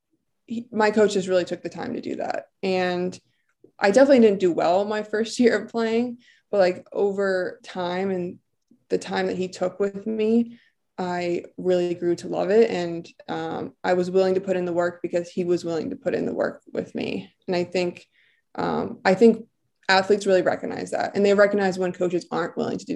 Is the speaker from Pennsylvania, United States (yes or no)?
yes; Bucks County, Pennsylvania, United States; I'm from Bucks County in Pennsylvania